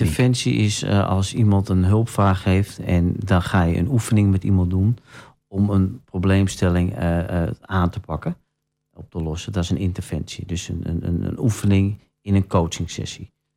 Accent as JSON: {"language": "Dutch", "town": "Sneek", "region": "Friesland", "country": "Netherlands", "tie": "born or raised there", "also_born_or_lived": "Den Helder / Bodegraven", "moved": "yes", "lives_now": "Almelo, Netherlands", "said": "ik ben een Fries van oorsprong, ik ben in Sneek geboren."}